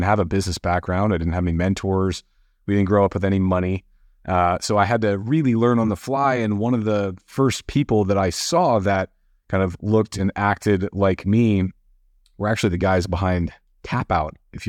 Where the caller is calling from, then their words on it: Marina Del Rey, California, United States; I'm tuning in from Marina Del Rey, California, right on the west edge of LA.